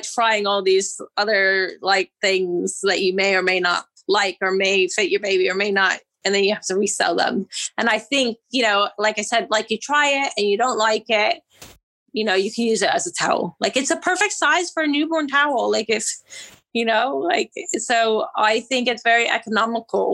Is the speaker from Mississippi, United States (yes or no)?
no; Virginia, United States; moved away as an adult; also born or lived in Georgia, United States / California, United States; now in London, United Kingdom; I grew up in Virginia and then I went to school in Georgia